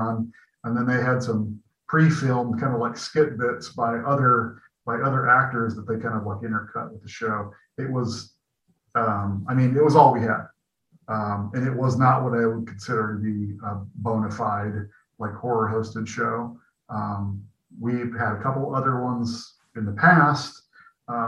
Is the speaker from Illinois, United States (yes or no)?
yes; Peoria, Illinois, United States; moved away as an adult; also born or lived in Chicago / San Francisco; my hometown, which I am back in my hometown now in Peoria